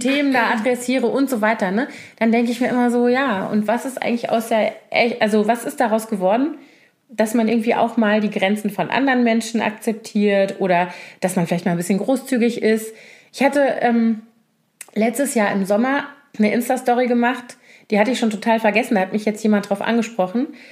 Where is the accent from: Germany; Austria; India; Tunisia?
Germany; Koblenz, Rhineland-Palatinate; moved away; also born or lived in Bonn; ich komme ja nun aus Koblenz, was ja so eine traditionelle Garnisonsstadt ist mit zehn aktiven Kasernen ungefähr, als ich da noch, also als ich da aufgewachsen bin